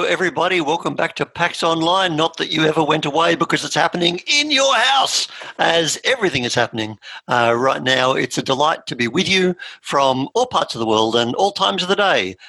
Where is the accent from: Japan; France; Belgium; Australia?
Australia; we're Australian.